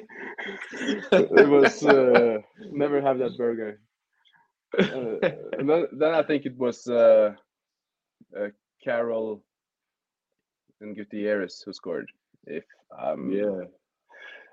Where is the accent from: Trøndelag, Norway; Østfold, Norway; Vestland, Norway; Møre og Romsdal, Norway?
Østfold, Norway; Fredrikstad; I'm from Fredrikstad, which is 1 hour south of Oslo in Norway.